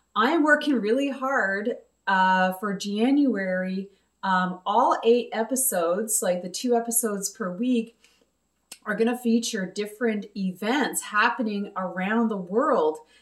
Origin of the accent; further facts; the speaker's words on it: Quebec, Canada; I'm originally from Quebec. Uh, yes, I am a English speaking Quebecer